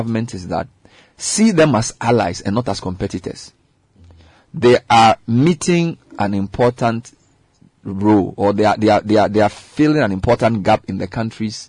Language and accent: English; Medina, Greater Accra, Ghana; I was born in Medina